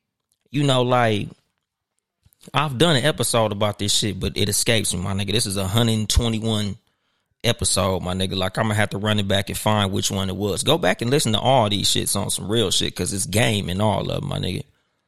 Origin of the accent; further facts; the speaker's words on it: West Coast, United States; You know, I'm from the West Coast, so you know with us, nigga, we'll throw on some Nike Cortez, some Chucks or some shit.